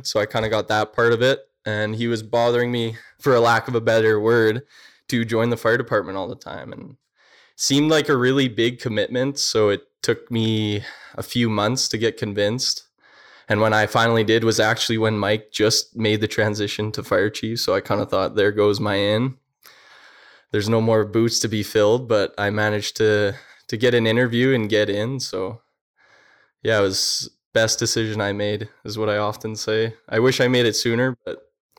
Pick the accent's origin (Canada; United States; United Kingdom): Canada; Clavet, Saskatchewan; I'm born and raised in Clavet, 24 years now. Grew right up in town, kindergarten right to grade 12.